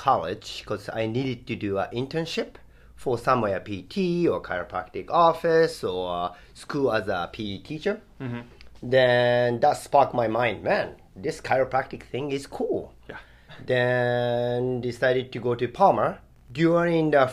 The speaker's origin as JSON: {"language": "English", "country": "Japan", "tie": "born or raised there", "second_language": "English", "moved": "as an adult", "lives_now": "Hawaii, United States", "said": "my origin is Japan. So born and raised in Japan for first 20 years"}